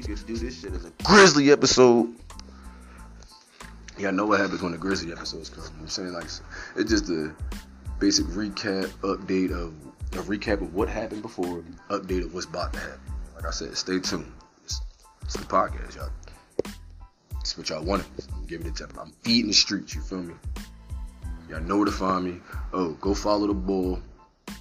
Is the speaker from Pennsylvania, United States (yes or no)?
yes; Philadelphia, Pennsylvania, United States; I'm from Philly